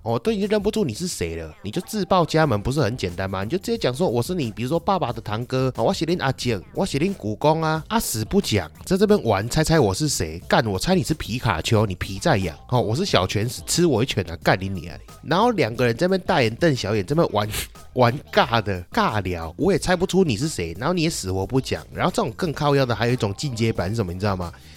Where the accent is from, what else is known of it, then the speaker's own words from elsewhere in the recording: Taichung, Taiwan; 所以我的小时候以及我的爸爸 小时候都是在丰甲公园那边长大